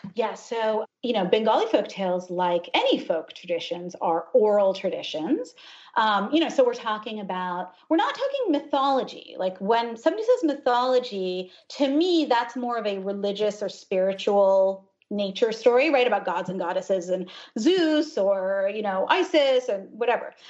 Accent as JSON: {"language": "English", "country": "United States", "tie": "born or raised there", "also_born_or_lived": "Ohio, United States / New Jersey, United States", "said": "I grew up in Ohio and then in New Jersey. My parents are immigrants from India."}